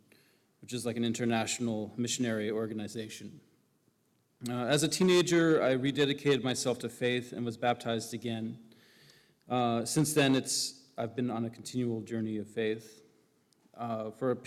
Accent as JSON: {"language": "English", "region": "Hawaii", "country": "United States", "tie": "born or raised there", "said": "I was born and raised in Hawaii to unorthodox parents of faith."}